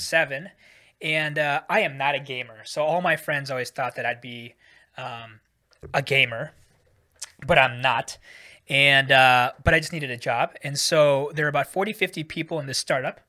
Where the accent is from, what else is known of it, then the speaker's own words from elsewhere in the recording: San Francisco, California, United States; moved away as an adult; also born or lived in Davis, California / Washington, D.C.; now in Singapore; I was born and raised in the Bay Area, um, so, uh, in the San Francisco Bay Area